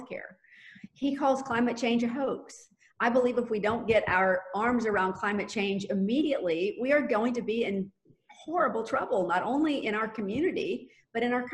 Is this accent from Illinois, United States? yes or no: no; Jacksonville, Florida, United States; And I was born and raised here. I was born and raised on the South Side